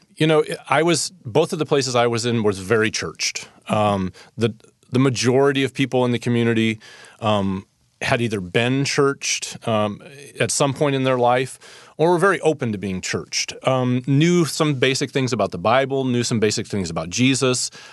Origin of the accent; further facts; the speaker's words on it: Fort Wayne, Indiana, United States; moved away as an adult; also born or lived in Council Bluffs, Iowa / Saint Louis, Missouri; now in San Francisco, United States; I grew up in Fort Wayne, Indiana